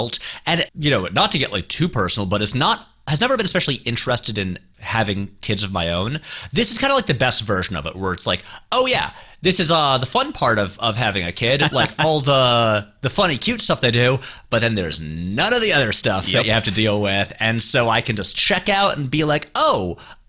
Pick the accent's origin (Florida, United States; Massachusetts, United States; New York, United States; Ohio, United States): New York, United States; Saratoga Springs; moved away; We're both from upstate New York. I'm from Saratoga Springs, New York.